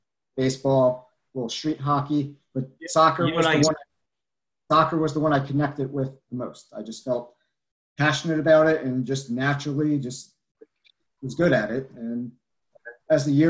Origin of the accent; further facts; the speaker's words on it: New Jersey, United States; I'm from New Jersey. I live right outside of New York.